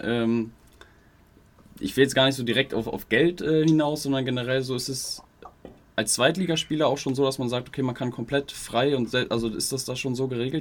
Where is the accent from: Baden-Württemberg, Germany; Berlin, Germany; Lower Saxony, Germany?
Lower Saxony, Germany; Wolfsburg; ich komme aus Wolfsburg, ist jetzt halt wirklich ortsnah